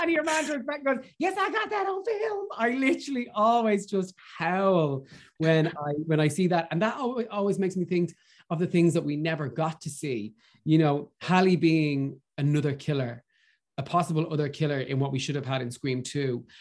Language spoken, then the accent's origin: English; Ireland; as Irish people, and especially as Irish actors